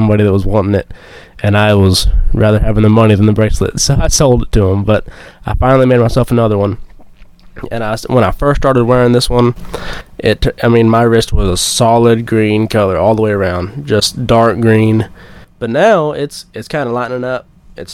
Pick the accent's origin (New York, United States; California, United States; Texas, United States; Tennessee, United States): Texas, United States; moved away as an adult; now in Eminence, United States; I grew up in Texas